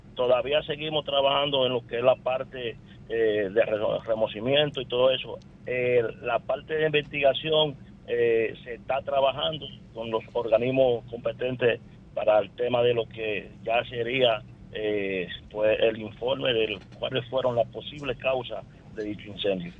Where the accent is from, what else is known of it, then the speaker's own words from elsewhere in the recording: La Romana, Dominican Republic; yo soy de la Romana